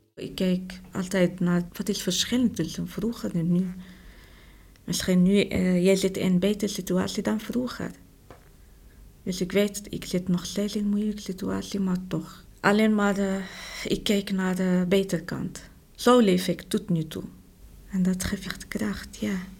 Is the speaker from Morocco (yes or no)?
yes; Morocco; Dutch is a second language; moved away as an adult; now in Netherlands; Ik kom uit Marokko.